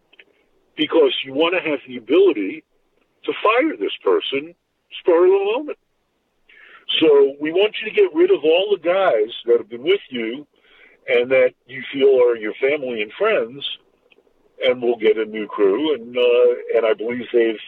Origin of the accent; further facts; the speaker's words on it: New York City, New York, United States; I went to school in Brooklyn